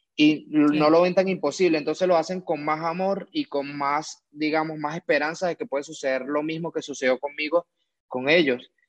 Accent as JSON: {"language": "Spanish", "country": "Venezuela", "tie": "born or raised there", "moved": "yes", "lives_now": "Mexico", "said": "yo soy un chamo venezolano"}